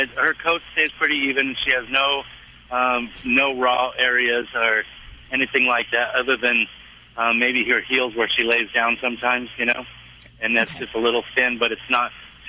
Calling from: Lemoore, California, United States; I'm in Lemoore, California.

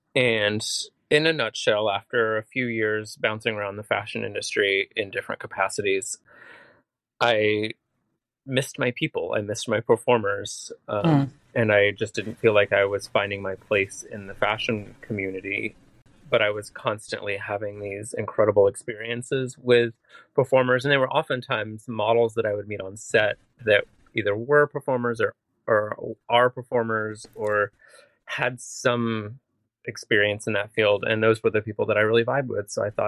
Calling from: Astoria, New York, United States; My bed in Astoria.

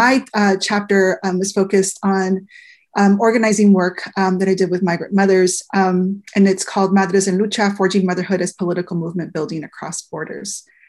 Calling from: Washington, United States; I'm calling in from the Pacific Northwest here at Western Washington University

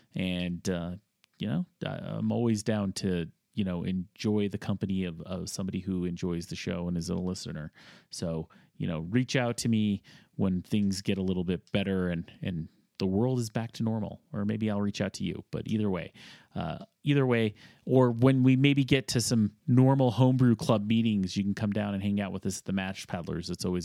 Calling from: Denver, Colorado, United States; I am from Denver Metro, and I have to hear, I love hearing about the local breweries and guests

